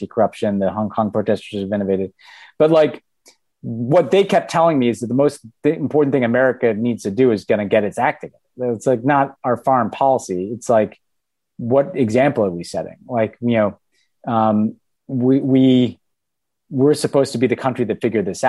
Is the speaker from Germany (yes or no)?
no; United States; I'm the American character.